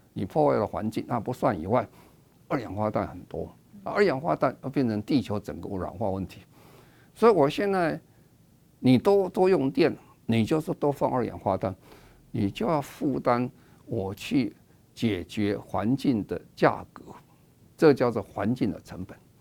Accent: Taiwan; 我们台湾话

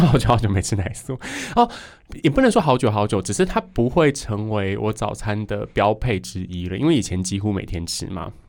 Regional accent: Yilan County, Taiwan; 宜兰人真的是非常非常喜欢吃面食的一个族群，所以我们才会这么水肿吧

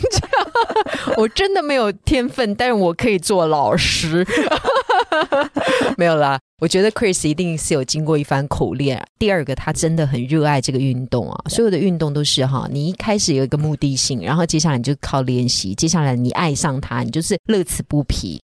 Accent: Taiwan; 我们台湾人

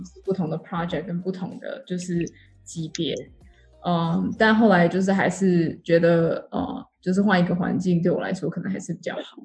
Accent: Taichung, Taiwan; moved away as an adult; also born or lived in United States / Shanghai, China; now in Singapore; 我是在台湾出生长大，然后台中人

